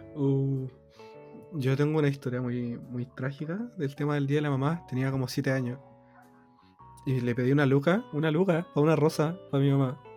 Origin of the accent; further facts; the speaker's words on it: Chile; soy de, de Chile